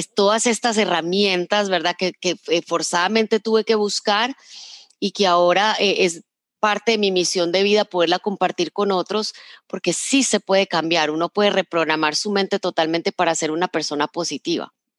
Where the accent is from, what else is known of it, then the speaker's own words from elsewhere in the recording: Medellín, Antioquia, Colombia; yo crecí en Medellín